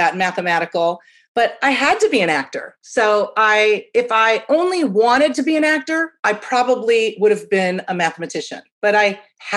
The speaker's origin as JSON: {"language": "English", "region": "Midwest", "country": "United States", "tie": "born or raised there", "said": "as a kid from the Midwest"}